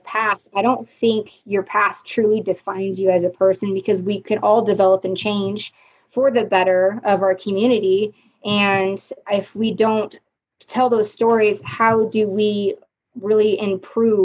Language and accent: English; Oregon, United States; moved away; I grew up in Oregon, and Oregon is very primarily white